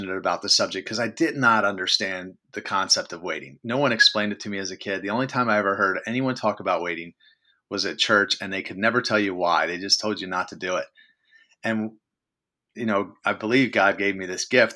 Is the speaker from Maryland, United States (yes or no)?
yes; Baltimore, Maryland, United States; I'm organizing all these social events around my hometown of Baltimore City. Maryland.